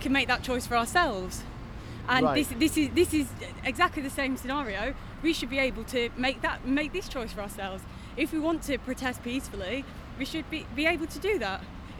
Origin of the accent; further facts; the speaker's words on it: Yorkshire and the Humber, United Kingdom; moved away; I'm from Yorkshire, so I'll probably, go back up to Yorkshire.